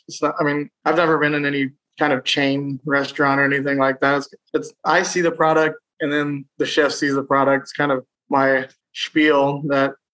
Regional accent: south of Columbus, Ohio, United States; Just south of Columbus.

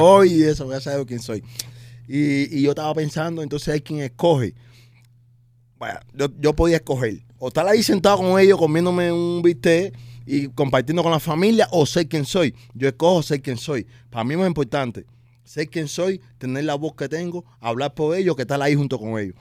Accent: Cuba; moved away; yo soy un boxeador cubano

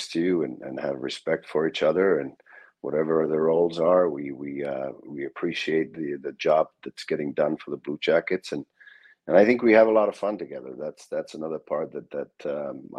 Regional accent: Finland; moved away as an adult; also born or lived in Tampere, Finland; now in Columbus, United States; I was born in that city. But lived a little further north most of my life

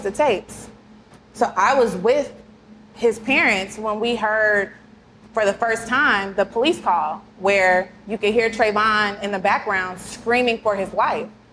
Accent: Kansas City, United States; I'm from Kansas City

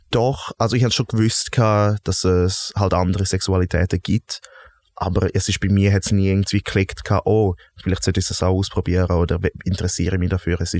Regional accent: Graubünden, Switzerland; Wo bist du aufgewachsen? Bündnerland, Zielands.

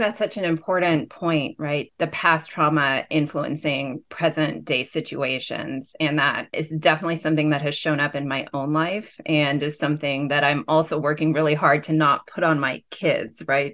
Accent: Pasadena, California, United States; I grew up in Pasadena

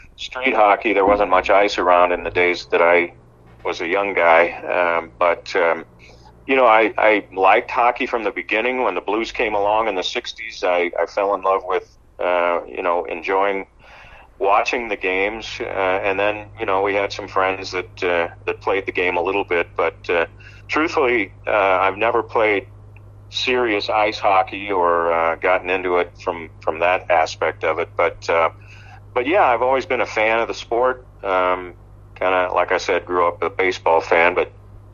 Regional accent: Belleville, Illinois, United States; I grew up in on the Illinois side. Grew up in Belleville

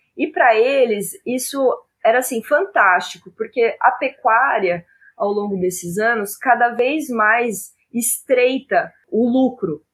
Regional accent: Araçatuba, São Paulo, Brazil; now in Campo Grande, Brazil; eu sou do interior de São Paulo, né? Sou nascida em Araçatuba, apesar de hoje eu morar em Campo Grande

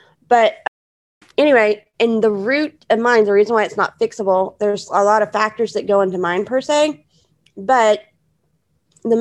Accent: Houston, Texas, United States; I was born in Houston, Texas. That's where my parents were living at the time

